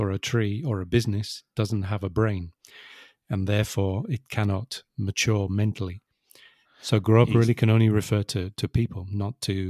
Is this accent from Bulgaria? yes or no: no; Wirral, North West England, United Kingdom; So it's much easier to say I grew up in Liverpool, which is not strictly true, but very close, sort of 10, 15 kilometers away.